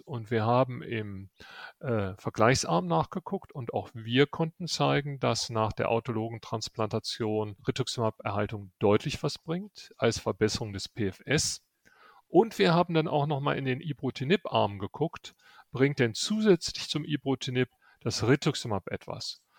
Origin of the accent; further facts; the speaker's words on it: Rhineland, Germany; now in Munich, Germany; Als Rheinländer bin ich